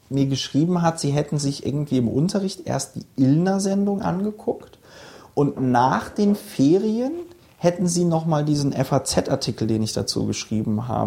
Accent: Bonn, North Rhine-Westphalia, Germany; also born or lived in Palatinate; Ich bin, ich bin in Bonn aufgewachsen.

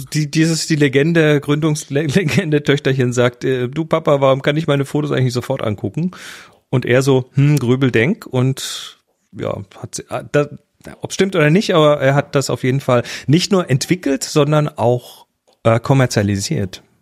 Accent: Horb am Neckar, Baden-Württemberg, Germany; bei uns äh, in Horb, wo ich herkomme

